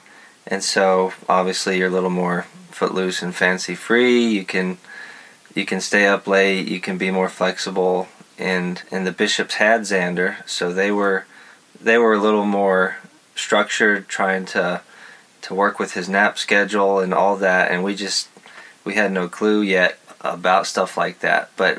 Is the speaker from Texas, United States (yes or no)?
yes; West Texas, United States; moved away; I grew up in West Texas, so I'm used to some hot heat